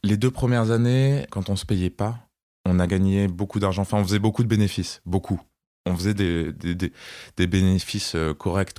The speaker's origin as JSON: {"language": "French", "town": "Strasbourg", "region": "Grand Est", "country": "France", "tie": "born or raised there", "also_born_or_lived": "Côte d'Ivoire / Paris", "moved": "as an adult", "lives_now": "Nice, France", "said": "je suis né en Côte d'Ivoire. Puis on est rentré en France pour habiter à Strasbourg. Et à mes 20 ans, je me suis installé à Paris"}